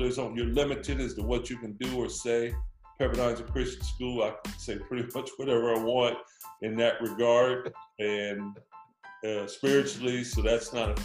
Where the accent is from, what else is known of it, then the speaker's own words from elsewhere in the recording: Compton, California, United States; also born or lived in Washington; I grew up in Compton, California